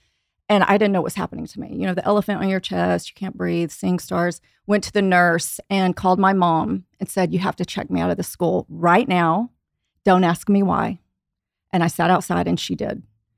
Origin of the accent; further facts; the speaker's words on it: Houston, Texas, United States; I was raised in Houston by, you know, God-fearing people, salt of the earth people. My dad's Japanese.